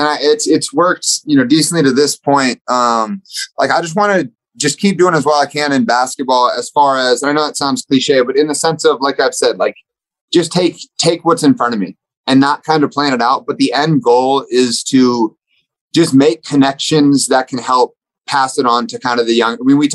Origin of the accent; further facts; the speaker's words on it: Dallas, Texas, United States; my boy Luca, I'm from Dallas.